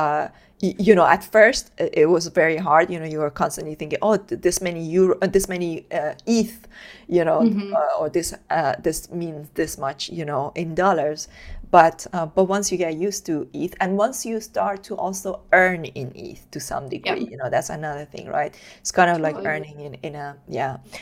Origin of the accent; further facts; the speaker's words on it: Iran; moved away as an adult; I was born and brought up in Iran